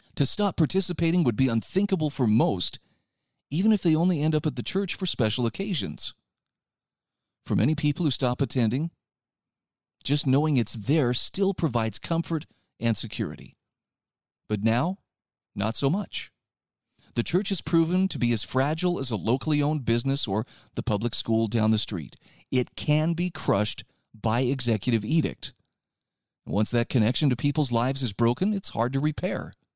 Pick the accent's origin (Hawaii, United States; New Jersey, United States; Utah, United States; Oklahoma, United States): Utah, United States; in my home state